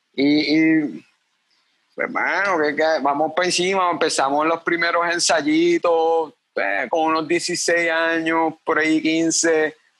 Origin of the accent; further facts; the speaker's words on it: Cabo Rojo, Puerto Rico; also born or lived in Mayagüez, Puerto Rico; Nací en Mayagüez, Puerto Rico, pero me crié toda mi vida en Cabo Rojo